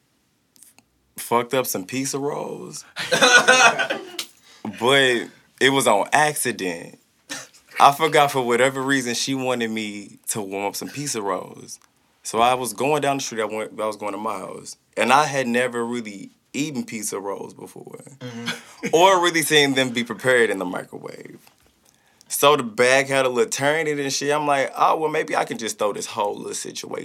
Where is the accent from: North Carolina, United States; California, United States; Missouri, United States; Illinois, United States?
Missouri, United States; Riverview; also born or lived in Hazelwood, Missouri; I'm from Riverview, pretty much. I'm a Riverview nigga